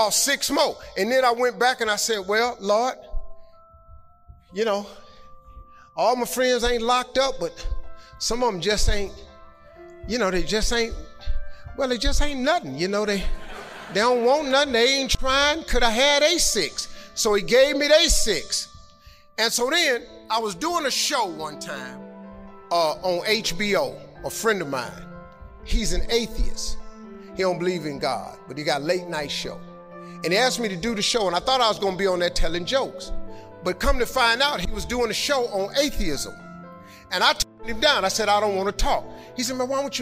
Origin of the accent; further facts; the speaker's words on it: Cleveland, Ohio, United States; I'm from Cleveland.